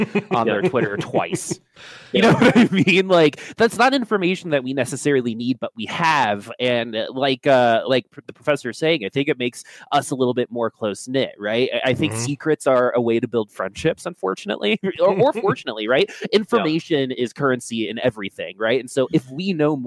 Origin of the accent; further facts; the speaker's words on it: Washington, District of Columbia, United States; I grew up in Washington, D.C., so politics is in my blood